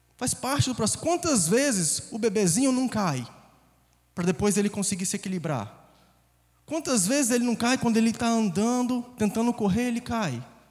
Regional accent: Conselheiro Pena, Minas Gerais, Brazil; moved away; also born or lived in Governador Valadares, Brazil / United States; Cresci em uma cidade menor ainda, 20 mil habitantes, chamada Conselheiro Pena.

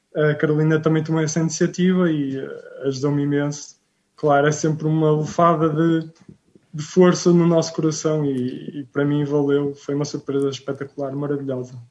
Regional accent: Rio Tinto, Norte, Portugal; sou de Rio Quinto, na cidade do Porto, uh, portanto, benfiquista

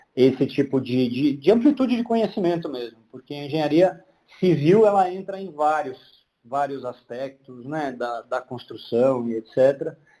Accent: Londrina, Paraná, Brazil; moved away as an adult; also born or lived in Pato Branco, Brazil / Cascavel, Brazil; now in São Paulo, Brazil; Eu cheguei em Londrina é, com seis anos, seis, de, de pouquinho, alguma coisa assim. É, e fiquei lá até os 19

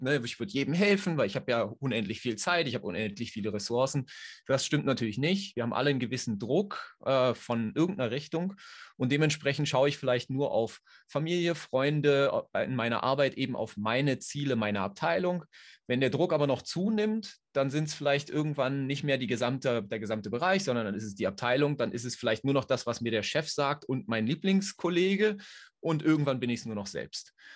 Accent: Berlin, Germany; moved away as an adult; now in Switzerland; Ich komme ursprünglich aus Berlin oder bin da aufgewachsen, wohne seit nunmehr 13 Jahren in der Schweiz.

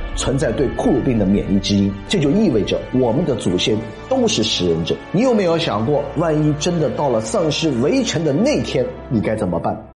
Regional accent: China; 我们中国人

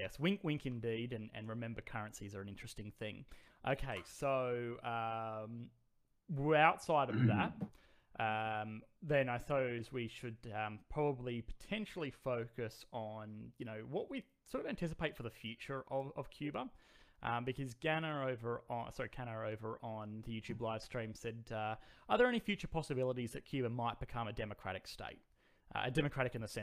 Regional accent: Australia; I was born in Australia

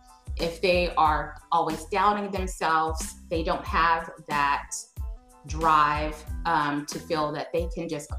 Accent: Dallas, Texas, United States; I'm from Dallas, Texas

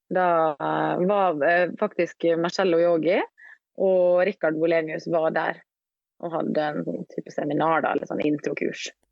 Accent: Ålesund, Møre og Romsdal, Norway; now in Oslo, Norway; Jeg bor eh, på Majorstua i Oslo, men jeg kommer fra Ålesund.

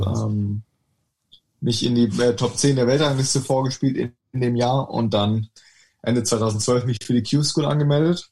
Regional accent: Sandhausen, Baden-Württemberg, Germany; ich ähm, in Sandhausen aufgewachsen bin

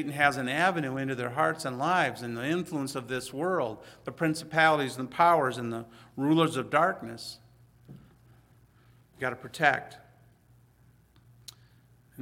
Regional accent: Hazel Park, Michigan, United States; I'm from Hazel Park

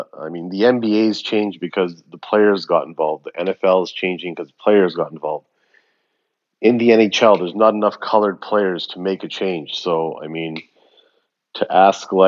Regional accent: Canada; I was born here in Canada

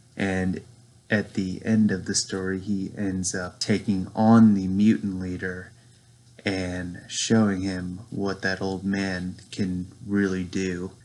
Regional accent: Lynchburg, Virginia, United States; I'm from Lynchburg, Virginia.

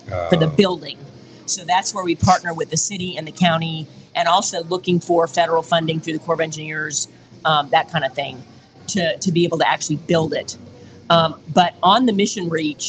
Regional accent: outside of New Orleans, Louisiana, United States; now in San Antonio, United States; I grew up outside of New Orleans and I'm going to be going there at the end of the month for my 40-year high school reunion

